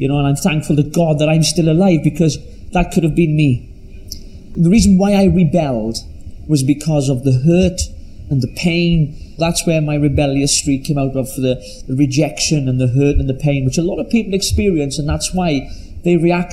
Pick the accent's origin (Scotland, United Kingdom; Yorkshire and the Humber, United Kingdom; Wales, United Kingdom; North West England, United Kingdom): Wales, United Kingdom; Llanelli; I was brought up in, as you can tell from my accent, from very deep South Wales in a place called Llanelli